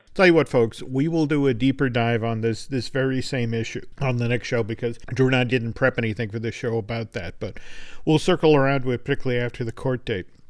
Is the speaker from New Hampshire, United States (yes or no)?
yes; New Hampshire, United States; my home state, New Hampshire